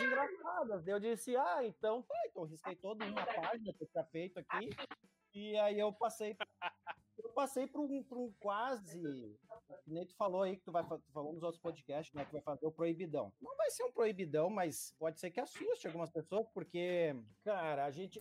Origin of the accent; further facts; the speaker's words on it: Novo Hamburgo, Rio Grande do Sul, Brazil; a gente é de Canudos